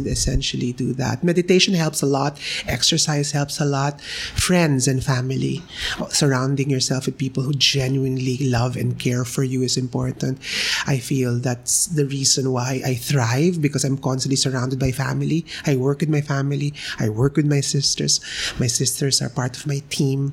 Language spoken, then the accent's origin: English; Philippines; we as a Filipino